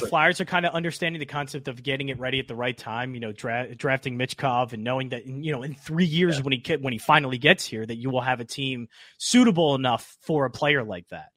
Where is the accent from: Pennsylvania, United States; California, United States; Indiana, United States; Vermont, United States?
Pennsylvania, United States; Springfield; also born or lived in Oxford, Pennsylvania; I'm from Delco and Chester County